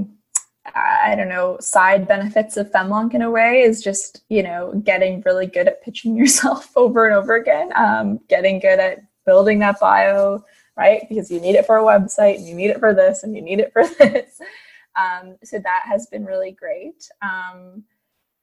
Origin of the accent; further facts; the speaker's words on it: Fredericton, New Brunswick, Canada; moved away as an adult; now in Ottawa, Canada; I honestly have spent my entire life until last year in the Maritimes. And it's home